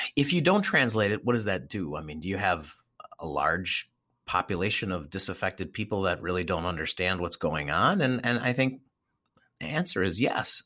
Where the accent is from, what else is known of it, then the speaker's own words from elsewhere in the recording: Milwaukee, Wisconsin, United States; I grew up in Milwaukee, Wisconsin, heavy, heavy German population